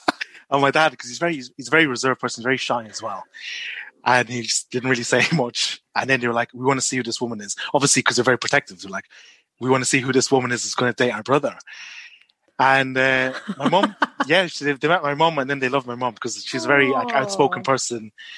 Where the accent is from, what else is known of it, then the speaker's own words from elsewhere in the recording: Malaysia; born there; Yeah, I was born in Malaysia.